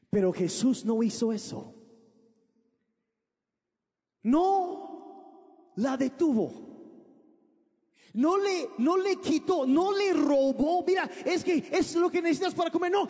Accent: Sonora, Mexico; also born or lived in United States / Sinaloa; Yo crecí, ah, nací en Estados Unidos, pero cuando yo tenía cuatro años de edad, mis papás se vinieron a México. Y, y vivimos en el norte de México, en lo que es Sonora y Sinaloa

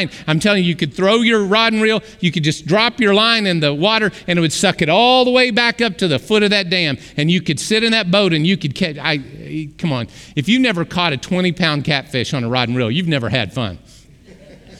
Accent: Arkoma, Oklahoma, United States; I grew up in the Arkansas River Valley. Right in Arkoma, Oklahoma

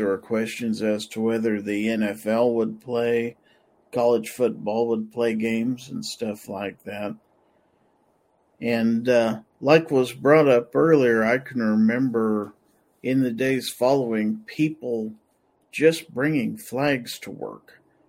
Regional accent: United States; But I was proud of us being the American people and our attitudes and our unity.

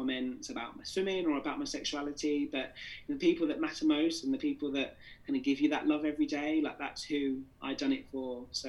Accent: Jamaica; Yeah, I think obviously, you know, being Jamaican and obviously being with that dual heritage, I had lots of people from all over the world actually just, you know, asking me for advice of how they should come out.

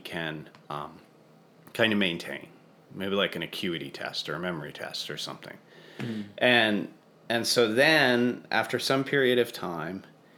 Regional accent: Santa Fe, New Mexico, United States; I grew up in outside of Santa Fe, so it's kind of my neck of the woods

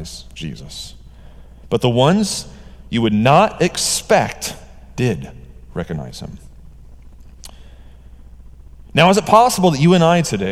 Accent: Georgia, United States; I'm from Georgia

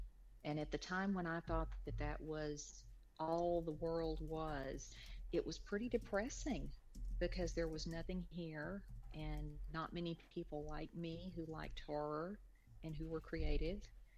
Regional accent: Lufkin, Texas, United States; I grew up in Lufkin, Texas, which is in the Piney Woods region of East Texas. It's about 2 hours north of Houston. It's about 4 hours south of Dallas.

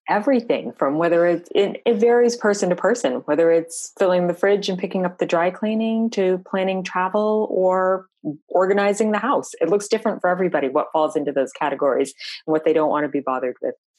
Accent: Vermont, United States; also born or lived in Florida; now in Tampa, United States; I'm originally from Vermont, um, long way to end up in Florida, but we got here um, around the world a little bit.

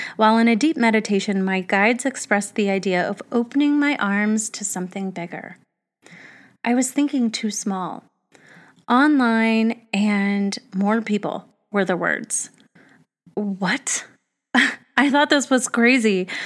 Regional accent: Arizona, United States; I grew up in Arizona

